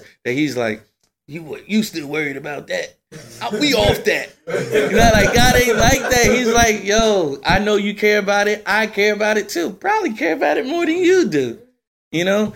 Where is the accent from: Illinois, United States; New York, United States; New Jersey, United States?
New Jersey, United States; I'm from Jersey